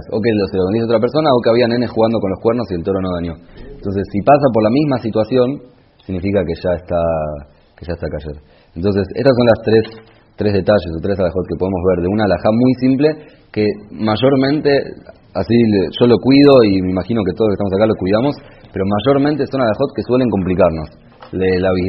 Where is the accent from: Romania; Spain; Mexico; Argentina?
Argentina; moved away; also born or lived in Israel; soy argentino